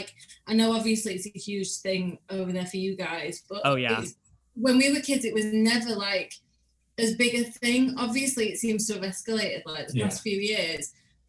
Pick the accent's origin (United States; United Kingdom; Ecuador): United Kingdom; Yorkshire and the Humber; we're from Yorkshire in the UK